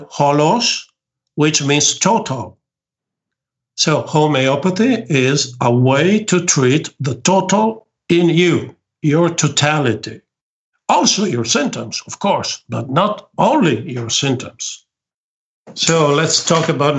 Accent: near Venice, Veneto, Italy; English is a second language; I am the director of this commission in my hometown. I live near Venice

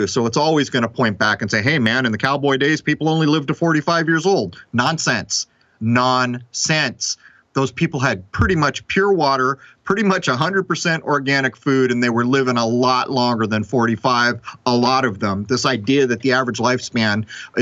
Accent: San Diego, California, United States; growing up in San Diego

